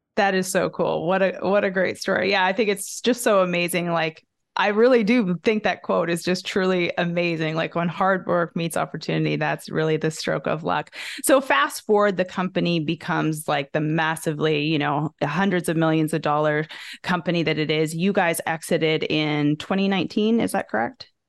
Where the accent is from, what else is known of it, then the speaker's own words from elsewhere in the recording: Canada; moved away as an adult; now in United States; growing up in Canada